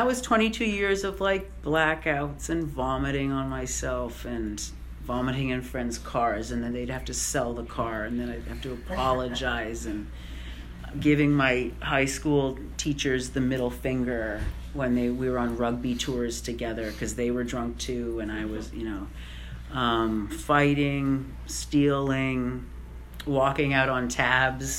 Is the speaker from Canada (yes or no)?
yes; Canada; now in United States; I'm Canadian, right? So I'm here with a green card